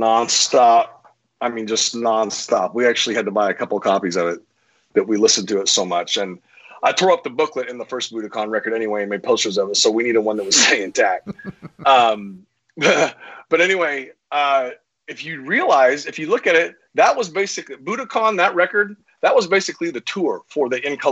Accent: Topeka, Kansas, United States; moved away; I grew up in Topeka, Kansas, which is smack dab in the middle

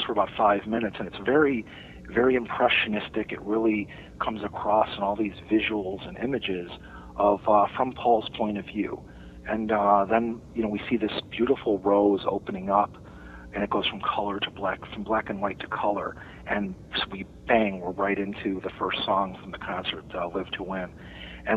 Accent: Chicago, Illinois, United States; I was a kid growing up on Addison Street in Chicago, a couple of miles from Wrigley Field

